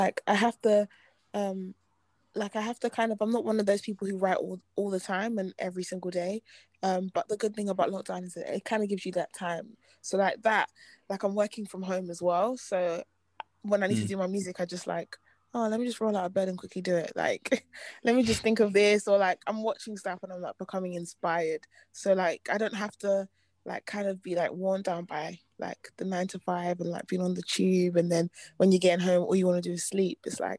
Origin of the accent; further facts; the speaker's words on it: Nigeria; Yeah, I'm Nigerian. Yeah.